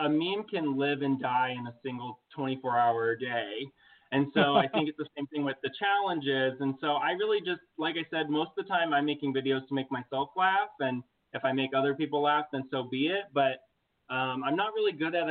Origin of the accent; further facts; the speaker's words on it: Muncie, Indiana, United States; moved away as an adult; I came from a small town called Muncie. It's located in Indiana.